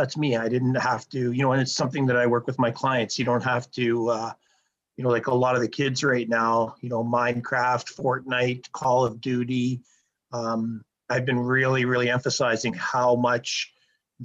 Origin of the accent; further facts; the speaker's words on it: Sherwood Park, Alberta, Canada; also born or lived in Toronto, Ontario; I grew up in Sherwood Park. I grew up in Toronto first, but I grew up in Sherwood Park